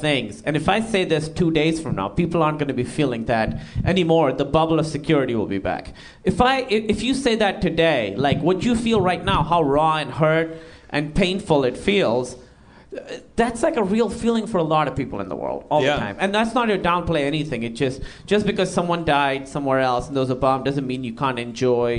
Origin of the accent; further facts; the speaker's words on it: Pakistan; now in United States; I grew up in Pakistan